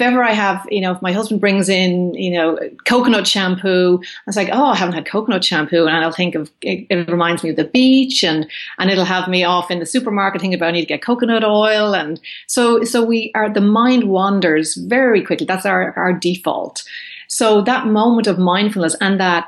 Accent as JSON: {"language": "English", "country": "Ireland", "moved": "as an adult", "lives_now": "California, United States", "said": "as an Irish woman"}